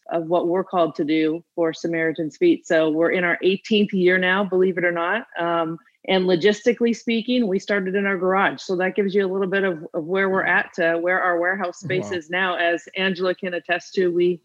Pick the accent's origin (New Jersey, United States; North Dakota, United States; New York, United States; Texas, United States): North Dakota, United States; the Midwest, about 1.5 hours from Winnipeg; moved away; I'm originally from the Midwest, about 1.5 hours from Winnipeg. So that tells you how far north I live or lived and grew up